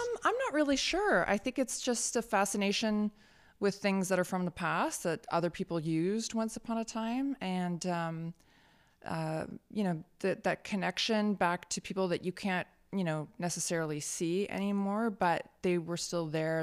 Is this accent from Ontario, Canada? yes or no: no; Richmond, British Columbia, Canada; my hometown of Steeston didn't have a shop that offered those sorts of things